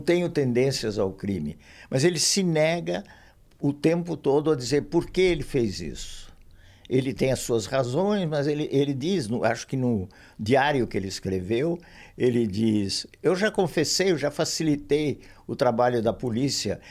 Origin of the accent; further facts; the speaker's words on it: São Paulo, Brazil; São Paulo, que é a cidade onde eu nasci, onde eu vivi sempre, fora saídas relativamente curtas para o exterior